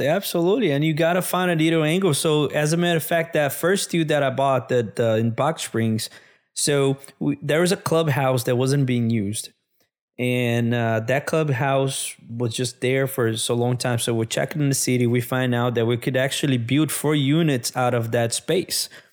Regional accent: Brazil; moved away as an adult; also born or lived in São Paulo, Brazil / Minas Gerais, Brazil; now in United States; I'm from Brazil originally

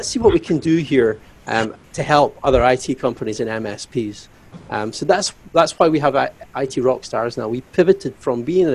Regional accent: Glasgow, Scotland, United Kingdom; now in Aberdeen, United Kingdom; I am from Scotland, Aberdeen, Scotland, originally Glasgow. But I'm in Aberdeen today

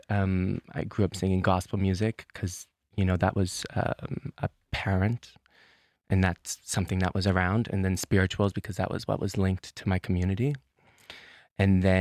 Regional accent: Truro, Nova Scotia, Canada; moved away as an adult; now in Copenhagen, Denmark; I'm from Nova Scotia. I'm from a place called Truro. It is a, a historically black um, community. Um, that has its ties to um, the Great Migration.

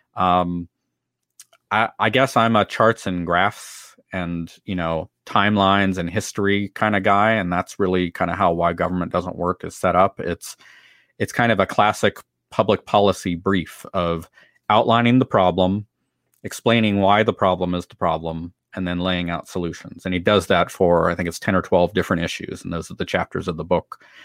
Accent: San Diego County, California, United States; also born or lived in Carlsbad, California / Oceanside, California / Vista, California; now in Washington, D.C., United States; I'm born and raised in San Diego County, California, and miss the weather and the beach every single day since I moved to Washington D.C.

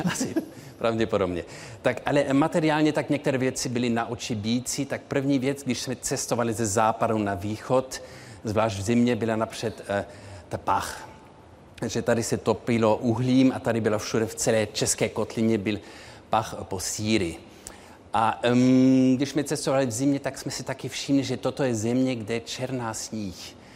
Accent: Munich, Bavaria, Germany; moved away; Ano, tak já jsem měl ve svém dětství tři jazyky. Eh, vyrostl jsem v Mnichově, takže Němčina byla jazyk mého, eh, životního prostředí.

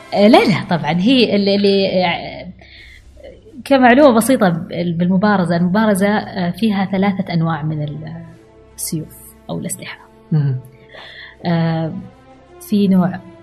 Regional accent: Al-Ahsa, Eastern Province, Saudi Arabia; انا بنت الاحساء

